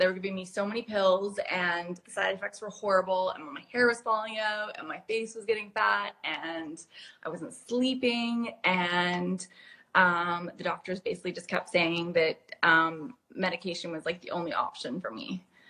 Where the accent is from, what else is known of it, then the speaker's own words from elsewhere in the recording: Canada; moved away as an adult; now in London, United Kingdom; I grew up in Canada and I moved to London when I was about 21, 22.